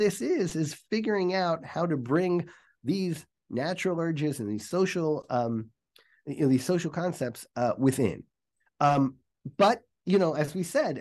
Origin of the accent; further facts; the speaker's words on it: Atlanta, Georgia, United States; when I grew up in Atlanta, there was one mikveh